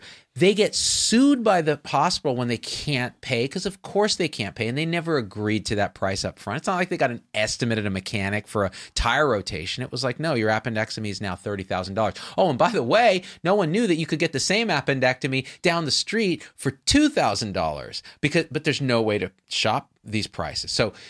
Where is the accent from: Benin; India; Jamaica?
India; And I will haggle, believe me, because I'm Indian.